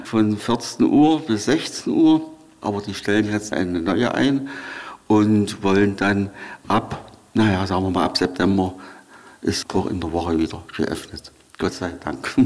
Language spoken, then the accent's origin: German; Schildau, Saxony, Germany; also born or lived in Torgau; ich habe eigentlich eine schöne Jugend hier, Kindheit gehabt